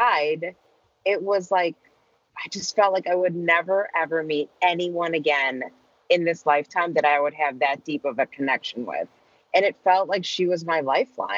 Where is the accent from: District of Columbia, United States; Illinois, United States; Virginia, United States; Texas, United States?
Illinois, United States; Chicago; I had a normal childhood growing up outside of Chicago, two parents, older brother, lived in the suburbs